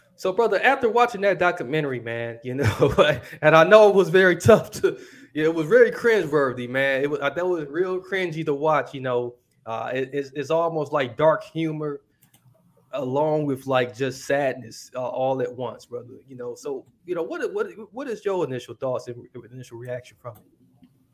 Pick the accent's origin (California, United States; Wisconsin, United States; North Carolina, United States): Wisconsin, United States; Milwaukee; my hometown, Milwaukee, Wisconsin